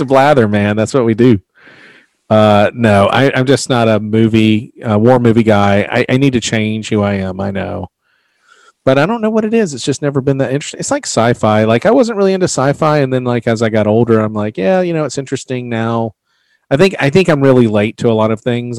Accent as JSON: {"language": "English", "region": "the South", "country": "United States", "said": "I'm from the South"}